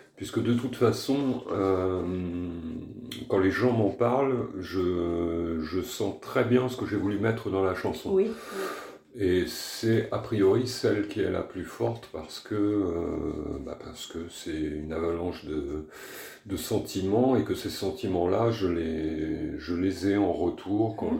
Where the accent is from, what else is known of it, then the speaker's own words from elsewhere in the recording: France; je suis français, que j'habite en France